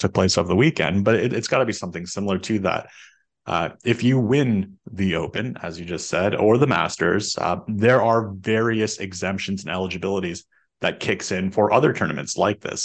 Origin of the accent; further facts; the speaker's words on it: Canada; as a Canadian